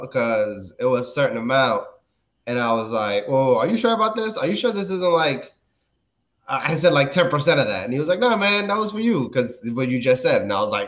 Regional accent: Maryland, United States; also born or lived in Dominican Republic; We moved to Maryland when I was 4, and I've pretty much been here ever since

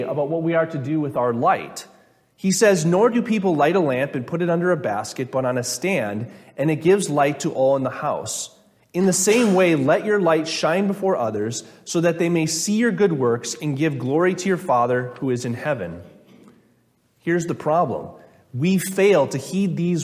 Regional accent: Minnesota, United States; I'm from Minnesota

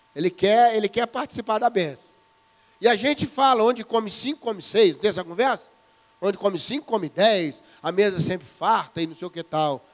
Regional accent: Brazil; Para nós aqui no Brasil

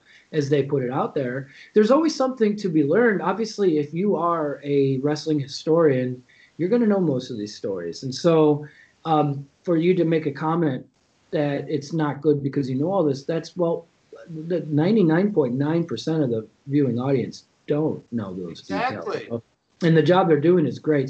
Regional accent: Chicago, Illinois, United States; I'm from Chicago. I grew up with the Bulls

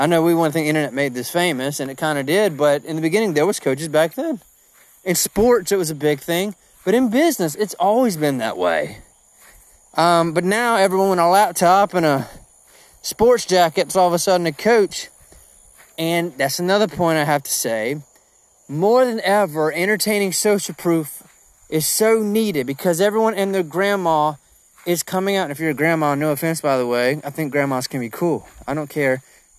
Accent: Georgia, United States; I'm from Georgia

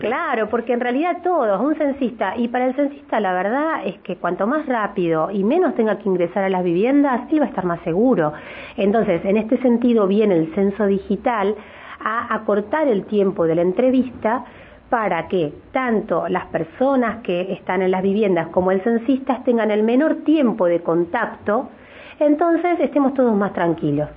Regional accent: Neuquén, Argentina; los neuquinos

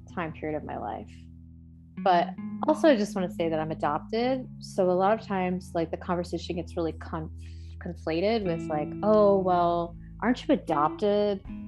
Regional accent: East Coast, United States; moved away as an adult; now in California, United States; I'm from the East Coast and we've only lived out here in California for three years

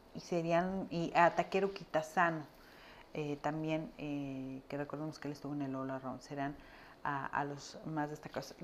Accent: Mexico; acá en México

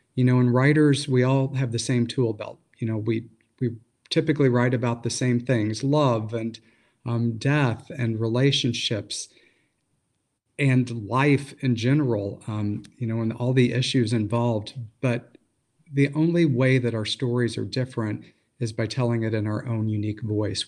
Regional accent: Missouri Ozarks, United States; moved away; also born or lived in Michigan; I grew up in the Missouri Ozarks before I moved to Michigan

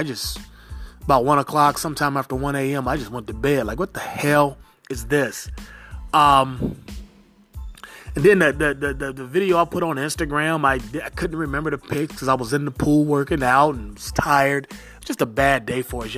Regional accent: Cincinnati, Ohio, United States; my hometown Cincinnati Redlegs

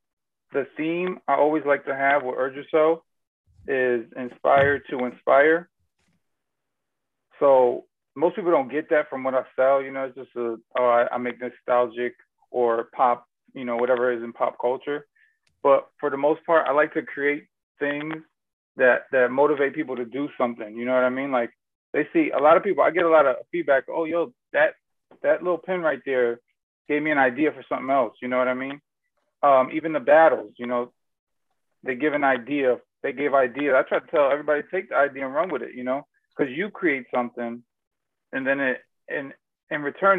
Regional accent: Germany; born there; Personally, most people don't know I was born in Germany.

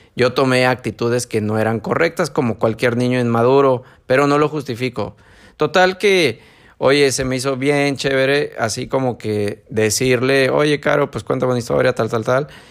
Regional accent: San Martín, Mexico; moved away; allá a mi pueblito

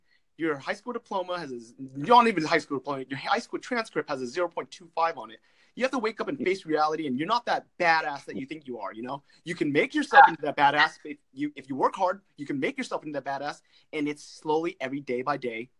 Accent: California, United States; California, Orange County.

